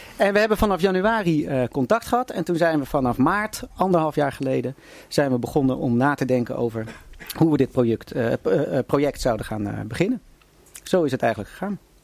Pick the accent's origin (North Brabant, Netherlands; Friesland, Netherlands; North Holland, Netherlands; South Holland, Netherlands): North Holland, Netherlands; Haarlem; ik kom ook uit Haarlem en heb nog met zijn broer Willem gevoetbald in, bij de koninklijke HFC